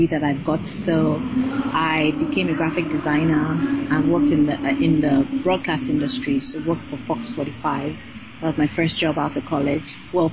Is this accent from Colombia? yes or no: no; Nigeria; first language Yoruba; moved away as an adult; also born or lived in Canada; I went to my middle school and high school in Nigeria.